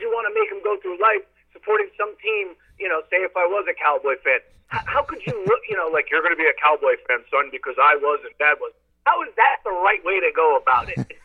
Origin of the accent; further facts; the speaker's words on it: Scranton, Pennsylvania, United States; now in Philadelphia, United States; I grew up in Scranton, kind of no man's land, New York, Pittsburgh